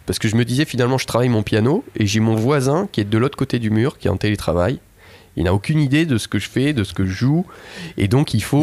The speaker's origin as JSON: {"language": "French", "town": "Toulouse", "region": "Occitania", "country": "France", "said": "je suis toulousain"}